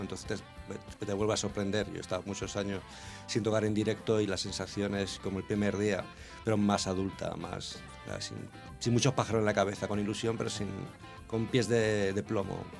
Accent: Almería, Andalusia, Spain; Almería, que es mi tierra

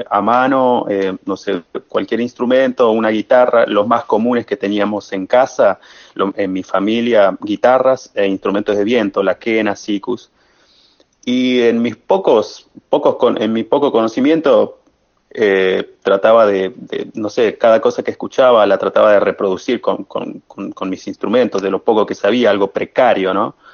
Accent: Libertador General San Martín, Jujuy, Argentina; era difícil encontrar un, profesor ahí en mi pueblo, en Libertador, en, el departamento de Levesma

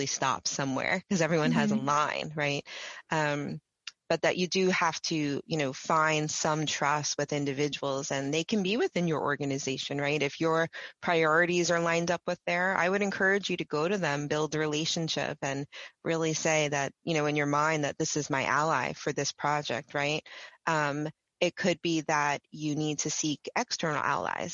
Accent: New York, United States; I'm from New York

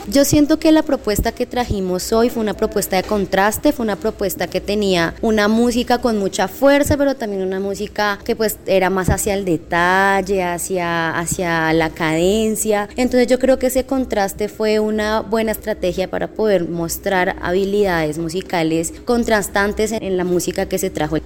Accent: Llanos Orientales, Colombia; now in Bogotá, Colombia; yo soy llanera, pero venimos desde la ciudad de Bogotá porque estamos radicados allí

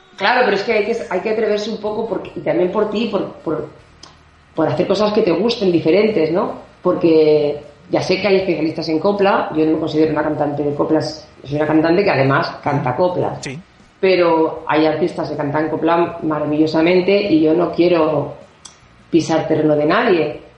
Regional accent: Barcelona, Catalonia, Spain; soy catalana, porque nací en Barcelona

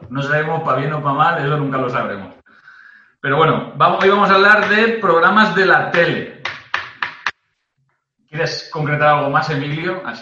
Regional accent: the north of England, United Kingdom; Spanish is a second language; Perdona mi super pronunciación inglesa, pero vengo del norte de Inglaterra.

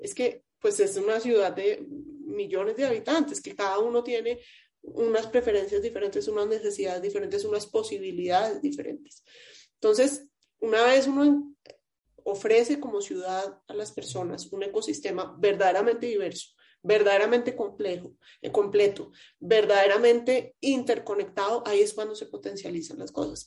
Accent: Colombia; como, ciudadana, como colombiana

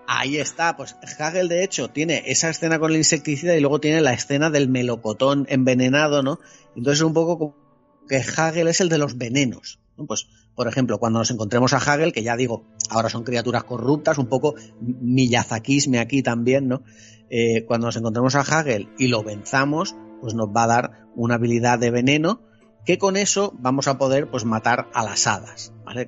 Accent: Spain; soy, soy un mal español

